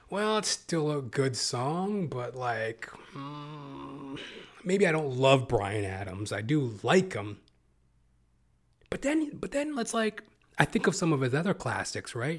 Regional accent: Canada; as a Canadian

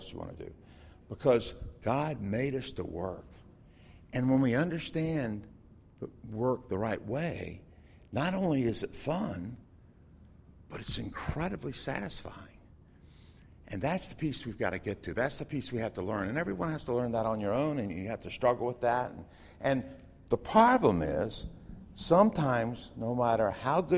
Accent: Florida, United States; I grew up in Florida

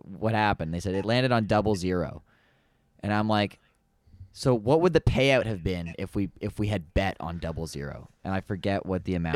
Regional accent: London, Ontario, Canada; I'm like, London

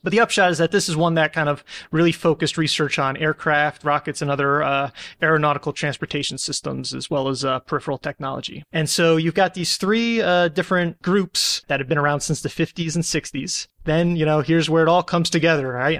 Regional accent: United States; I'm an American

